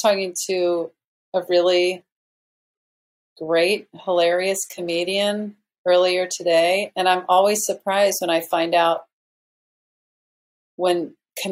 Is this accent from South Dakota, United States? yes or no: no; small town Mississippi, United States; we were in small town Mississippi, my hometown, my mother's hometown.